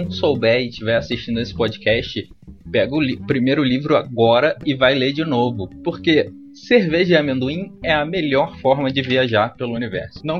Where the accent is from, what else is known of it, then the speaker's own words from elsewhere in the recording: Campinas, São Paulo, Brazil; moved away as an adult; now in Belgium; Eu sou brasileiro, nascido em Campinas.